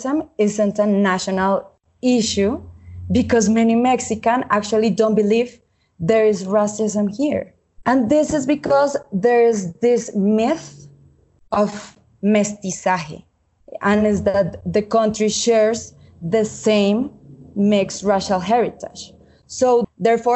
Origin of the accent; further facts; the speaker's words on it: Colombia; I was born and raised in Colombia in a family affected by armed conflict.